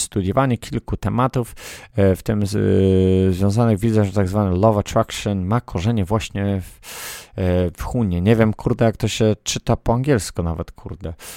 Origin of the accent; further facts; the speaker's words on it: Poland; moved away; Ja z Polski jestem